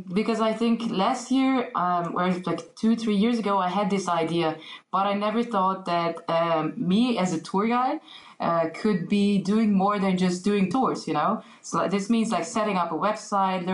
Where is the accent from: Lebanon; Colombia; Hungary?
Hungary; English is a second language; also born or lived in Germany; So I grew up in Germany and Hungary, and I spent 5 years in Germany